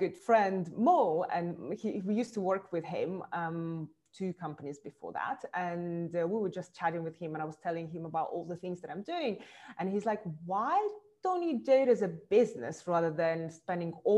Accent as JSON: {"language": "English", "country": "Russia", "tie": "born or raised there", "also_born_or_lived": "Moscow", "moved": "as an adult", "lives_now": "London, United Kingdom", "said": "I was born in Russia, and eventually I moved about 13 years, I moved to London."}